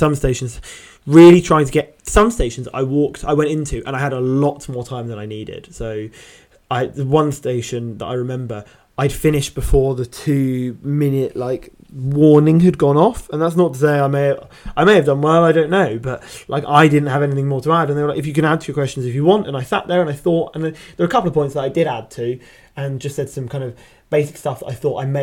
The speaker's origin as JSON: {"language": "English", "town": "Brighton", "region": "South East England", "country": "United Kingdom", "said": "I'm from Brighton."}